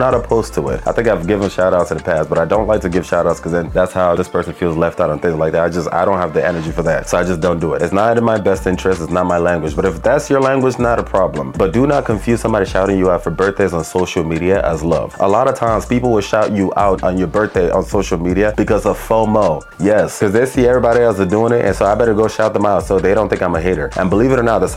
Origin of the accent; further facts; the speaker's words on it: Nigeria; especially as a Nigerian